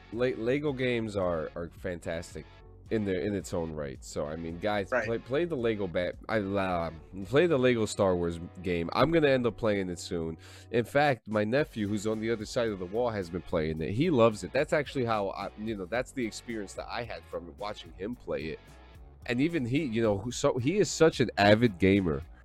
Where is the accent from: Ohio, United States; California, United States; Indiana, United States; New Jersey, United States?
New Jersey, United States; born or raised there